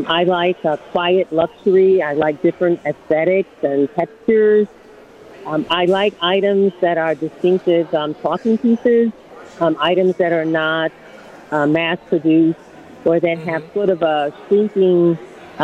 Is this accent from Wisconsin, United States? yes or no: yes; Milwaukee, Wisconsin, United States; I was born and raised in Wisconsin, and I grew up 53206 zip code